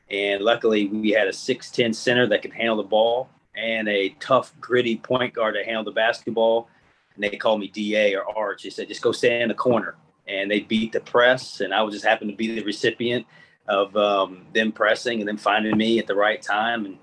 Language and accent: English; New Castle, Indiana, United States; moved away as an adult; also born or lived in San Antonio; now in Mobile, United States; before I grew up in Indiana, you know, a, a city called New Castle, Indiana. The town's about 17,000 people, but our high school gym seats 9,500.